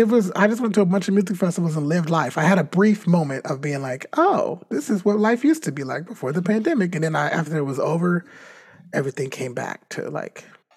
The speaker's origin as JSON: {"language": "English", "region": "California", "country": "United States", "said": "We're from California. So, yeah."}